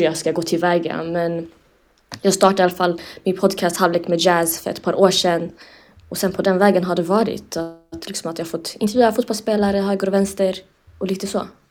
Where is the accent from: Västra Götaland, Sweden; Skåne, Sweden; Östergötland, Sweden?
Skåne, Sweden; Lund; also born or lived in Umeå; både född och uppvuxen i Lund